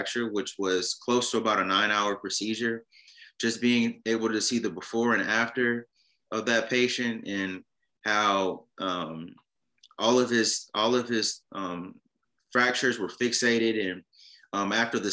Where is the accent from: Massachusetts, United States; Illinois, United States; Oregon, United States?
Illinois, United States; Chicago; moved away as an adult; now in Nashville, United States; I am from Chicago, Illinois